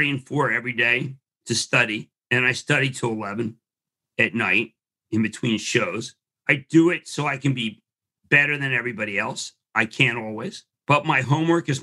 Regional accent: Philadelphia, Pennsylvania, United States; I'm from Philadelphia

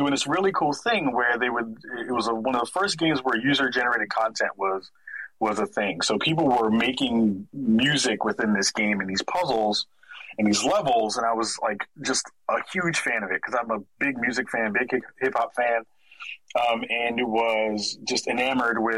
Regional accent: New York City, New York, United States; moved away as an adult; now in Portland, United States; I'm from the Bronx originally. Was born and raised in New York

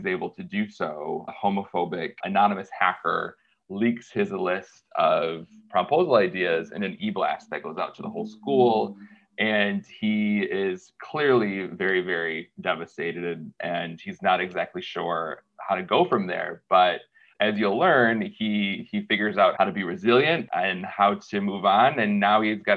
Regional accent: small town Michigan, United States; Growing up in the Rust Belt in small town Michigan

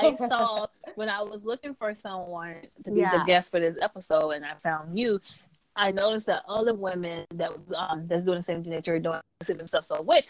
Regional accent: the South, United States; I'm from the South, and then I'm also a Baptist.

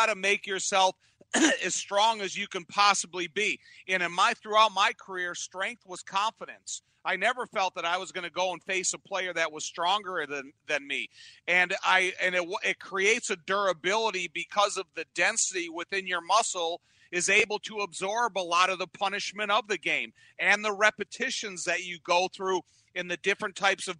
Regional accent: Joliet, Illinois, United States; I grew up in the Joliet area

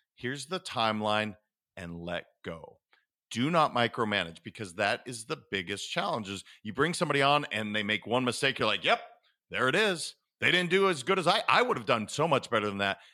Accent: Montana, United States; I was raised in Montana

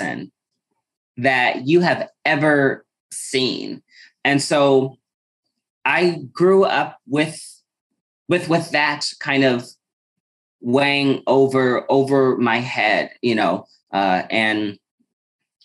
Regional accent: Omaha, Nebraska, United States; moved away as an adult; also born or lived in Lincoln, Nebraska / Chicago, Illinois; Growing up in Omaha

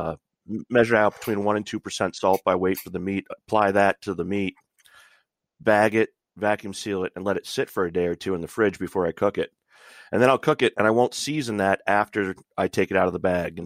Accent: North Central Pennsylvania, United States; I'm from Little. Northern Central Pennsylvania

